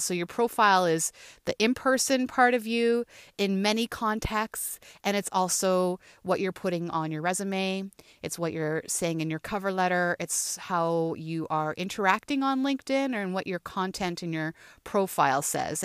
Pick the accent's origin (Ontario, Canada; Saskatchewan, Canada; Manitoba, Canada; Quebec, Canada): Ontario, Canada; Thunder Bay; moved away as an adult; also born or lived in Peterborough; now in Toronto, Canada; growing up in Thunder Bay